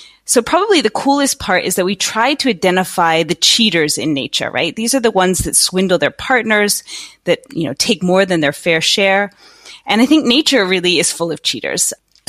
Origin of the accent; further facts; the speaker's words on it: United States; moved away as an adult; also born or lived in East Coast, United States / California, United States; now in Netherlands; I'm American though by birth. Are you? Okay. I am. I grew up in on the East Coast and then in California, but moved to Holland about 15 years ago.